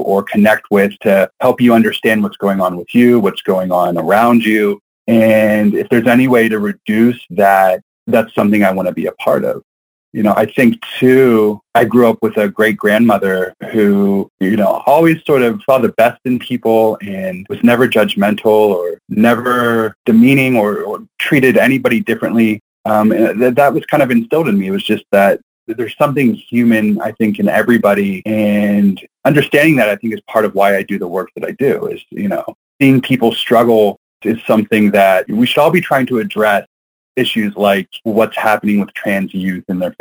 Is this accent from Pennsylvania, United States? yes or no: yes; Western Pennsylvania, United States; I grew up in Western Pennsylvania in a very conservative Christian household